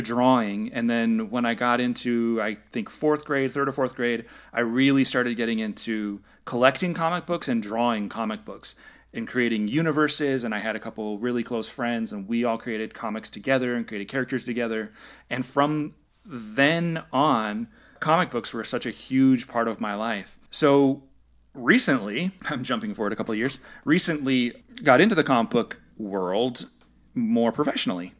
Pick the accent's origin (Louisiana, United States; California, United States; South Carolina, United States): California, United States; San Jose; moved away as an adult; now in Los Angeles, United States; I'm originally from the Bay Area. I lived in San Jose, which is about an hour south of San